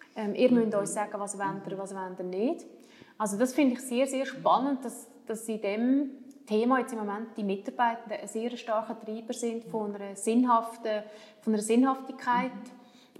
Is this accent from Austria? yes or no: no; Switzerland; wir als Schweizer